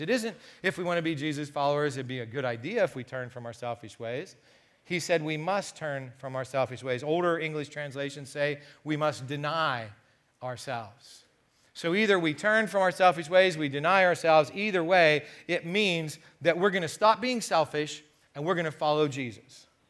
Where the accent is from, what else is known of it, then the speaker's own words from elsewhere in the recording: United States; being an American